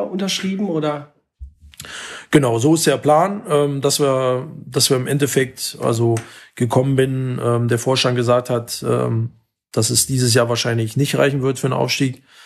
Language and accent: German; Berlin, Germany; now in Essen, Germany; ist ja meine Heimat. Also in unmittelbarer Nähe vom vom Sportforum äh, bin ich aufgewachsen